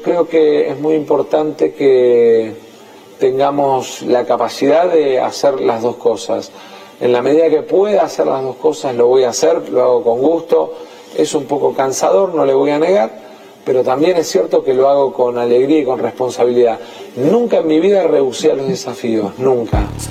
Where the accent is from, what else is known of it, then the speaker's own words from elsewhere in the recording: Buenos Aires Province, Argentina; lo digo como bonaerense